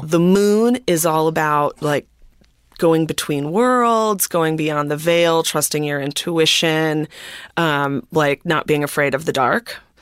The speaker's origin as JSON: {"language": "English", "town": "Minneapolis", "region": "Minnesota", "country": "United States", "tie": "born or raised there", "said": "I grew up, I grew up in Minneapolis"}